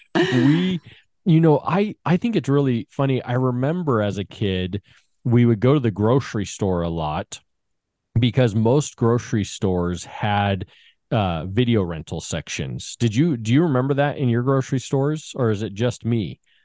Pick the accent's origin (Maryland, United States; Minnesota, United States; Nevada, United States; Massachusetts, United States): Nevada, United States; Las Vegas; I grew up in Vegas, and in Vegas, off of Warm Springs and Eastern